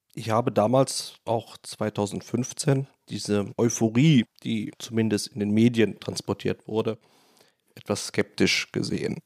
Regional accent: Rhineland, Germany; moved away as an adult; also born or lived in Düsseldorf; now in Poland; Ich komme aus dem Rheinland, bin aus dem gut katholischen Rheinland

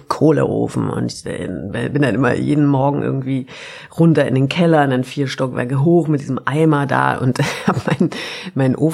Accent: Baden-Württemberg, Germany; now in Berlin, Germany; Ich komme ja auch aus Württemberg.

